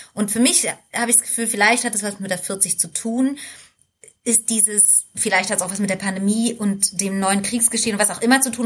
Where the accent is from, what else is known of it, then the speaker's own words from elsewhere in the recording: East Germany, Germany; Ich komme ja aus dem Osten